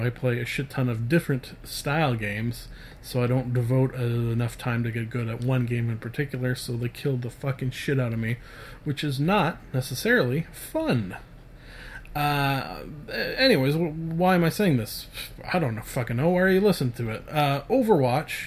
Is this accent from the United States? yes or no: no; Canada; I'm Canadian